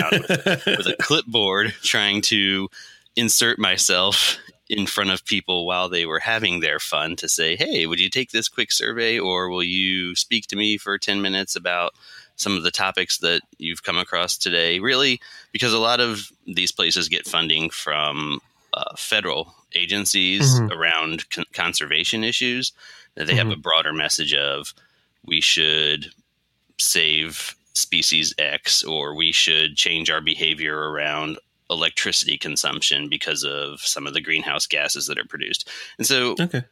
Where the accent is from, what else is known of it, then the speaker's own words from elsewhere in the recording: Maryland, United States; moved away as an adult; also born or lived in Columbus, Ohio; now in Philadelphia, United States; I grew up in Maryland, sort of outside of the DC area. Mm-hmm. I lived there for my entire childhood.